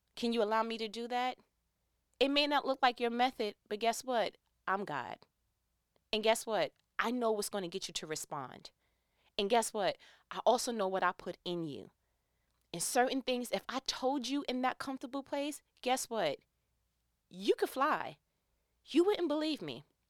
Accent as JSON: {"language": "English", "region": "New York", "country": "United States", "accent": "New York", "said": "I'm from New York. You know, from time to time, my accent kicks in."}